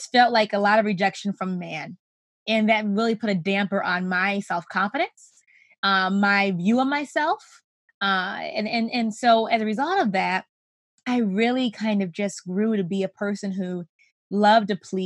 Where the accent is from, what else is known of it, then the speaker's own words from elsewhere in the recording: Rochester, New York, United States; I grew up in Rochester, New York, still here with my family